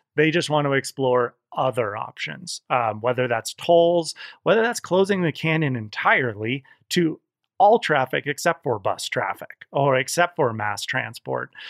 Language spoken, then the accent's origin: English; Olympic Valley, California, United States; born or raised there; also born or lived in Santa Cruz